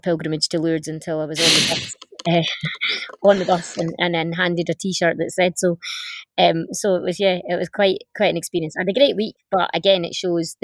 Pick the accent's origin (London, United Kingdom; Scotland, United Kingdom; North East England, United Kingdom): Scotland, United Kingdom; the north of; I grew up in the north of Scotland